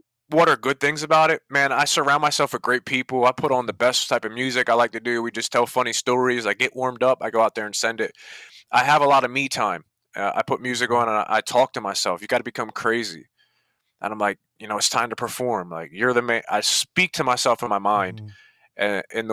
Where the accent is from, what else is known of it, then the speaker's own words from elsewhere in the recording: New Jersey, United States; I grew up in Jersey